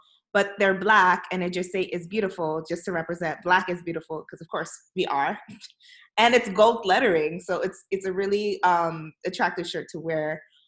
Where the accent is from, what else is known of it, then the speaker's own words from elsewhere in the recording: New York City, New York, United States; also born or lived in Brooklyn; I'm born and raised in the Bronx